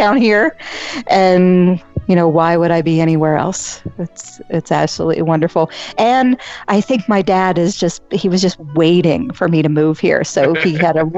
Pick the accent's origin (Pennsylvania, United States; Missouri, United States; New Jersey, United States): Pennsylvania, United States; Pittsburgh; moved away as an adult; also born or lived in Washington, D.C.; now in Orlando area, Florida, United States; I was originally from Pittsburgh area, lived in Washington, D.C. a little bit, was a lawyer there.